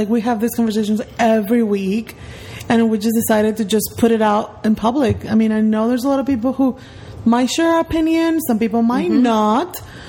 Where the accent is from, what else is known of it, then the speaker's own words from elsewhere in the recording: Guatemala; now in Miami, United States; Well, I'm not from Puerto Rico, but I am from Guatemala. I was born and raised in Guatemala. I am actually 32 years old.